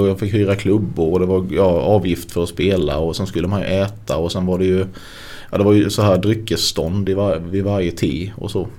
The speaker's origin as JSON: {"language": "Swedish", "town": "Sölvesborg", "region": "Blekinge", "country": "Sweden", "also_born_or_lived": "Stockholm", "said": "Det är väldigt få akademiker där jag kommer ifrån"}